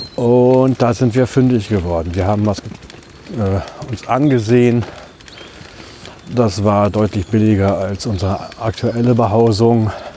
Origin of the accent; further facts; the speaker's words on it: Ibbenbüren, North Rhine-Westphalia, Germany; now in Düsseldorf, Germany; die Wohnungslage in meiner Heimatstadt war ja eher angespannt